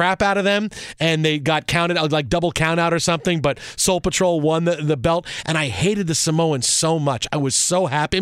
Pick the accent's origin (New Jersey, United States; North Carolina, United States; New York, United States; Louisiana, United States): New York, United States; New York City; moved away; also born or lived in Syracuse; I'm from Staten Island